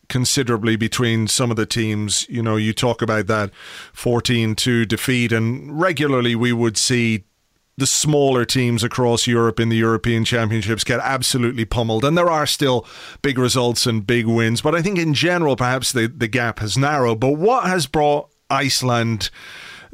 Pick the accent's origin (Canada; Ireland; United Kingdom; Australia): Ireland; I come from Ireland, which is not necessarily the biggest country in the world either.